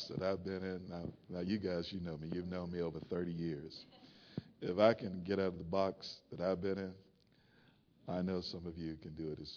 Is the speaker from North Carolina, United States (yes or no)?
yes; North Carolina, United States; growing up in North Carolina